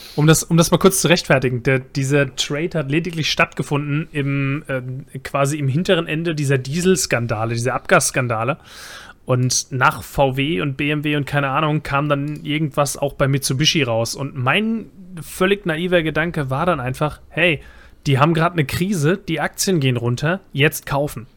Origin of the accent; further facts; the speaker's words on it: Bavaria, Germany; now in Mainz, Germany; Ich bin eingewanderter Bayer